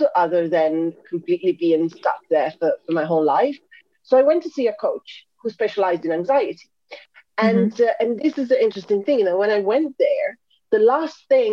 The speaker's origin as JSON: {"language": "English", "country": "Italy", "moved": "as an adult", "lives_now": "London, United Kingdom", "said": "I'm originally from Italy"}